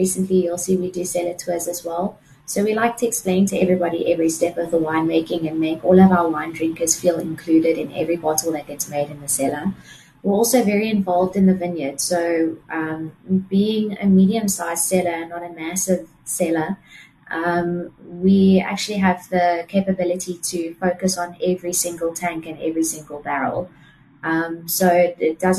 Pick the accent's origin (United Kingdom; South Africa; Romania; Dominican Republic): South Africa; Durbanville, Western Cape; also born or lived in Somerset West / Gordon's Bay; I was born in Somerset West, so originally from Gordon's Bay, and then we relocated to Durbanville. So I grew up in the valley